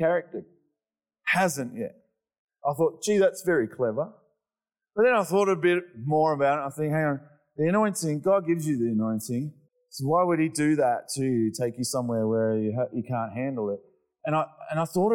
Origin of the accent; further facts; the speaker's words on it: Australia; I'm Australian